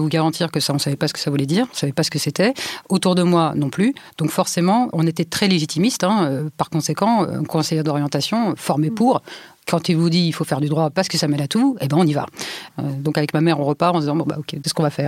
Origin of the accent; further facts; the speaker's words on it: Île-de-France, France; Je viens de Seine-Saint-Denis et en Seine-Saint-Denis, l'école de droit auquel vous avez droit est celle de votre secteur.